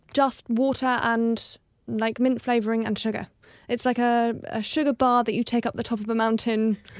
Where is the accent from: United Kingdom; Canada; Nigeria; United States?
United Kingdom; London; West London. Yeah. So not actually West Chelsea, but not far off.